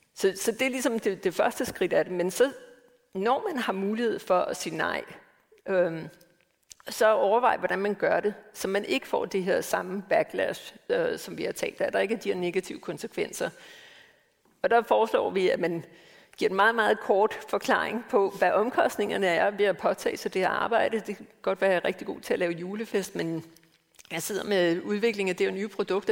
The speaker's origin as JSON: {"language": "Danish", "country": "Denmark", "tie": "born or raised there", "moved": "yes", "said": "født og opvokset i Danmark"}